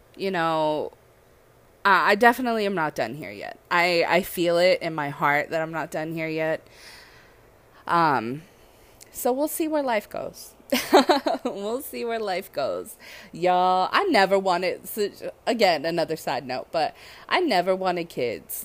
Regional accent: Southern California, United States; now in Hawaii, United States; I'm from SoCal

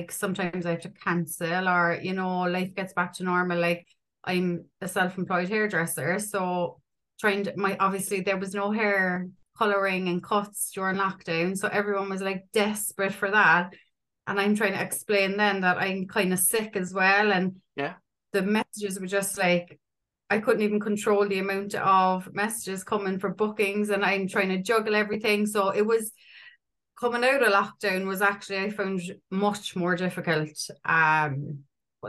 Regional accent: Ireland; I'm 38. I'm from Ireland

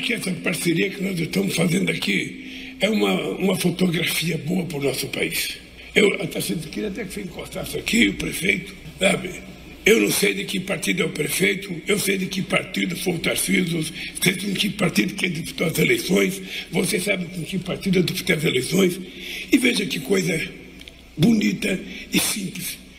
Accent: Brazil; eu sou brasileiro

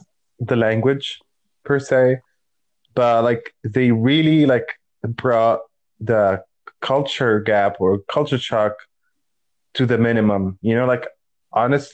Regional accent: Palestine; moved away as an adult; also born or lived in Nebraska, United States; I'm from Palestine, and I end up in the States because I applied for the Fulbright scholarship

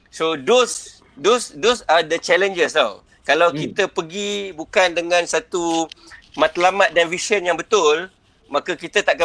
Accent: Kedah, Malaysia; aku orang Kedah

